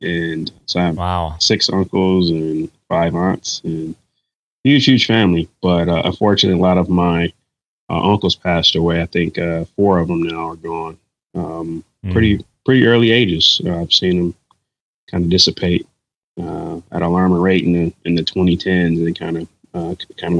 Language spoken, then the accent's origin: English; Detroit, Michigan, United States; I wouldn't want to be from anywhere else than the Motor City.